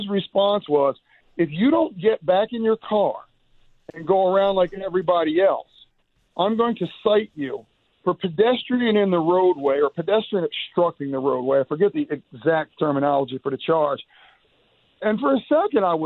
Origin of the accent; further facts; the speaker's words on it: Smyrna, Delaware, United States; we're from Smyrna